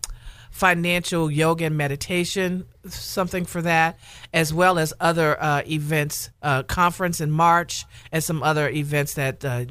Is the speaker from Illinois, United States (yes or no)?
no; Louisiana, United States; I'm from Louisiana